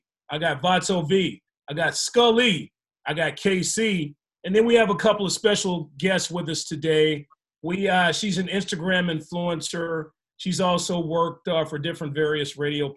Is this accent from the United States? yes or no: yes; Arkansas, United States; I'm from Arkansas